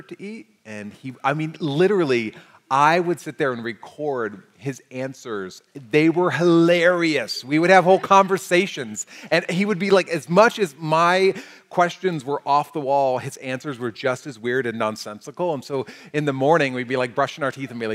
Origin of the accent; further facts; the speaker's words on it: United States; us as the American church, as American Christians